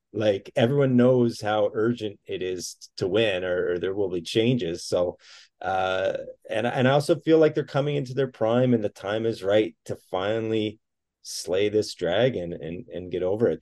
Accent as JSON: {"language": "English", "town": "Collingwood", "region": "Ontario", "country": "Canada", "tie": "born or raised there", "said": "I grew up in Collingwood"}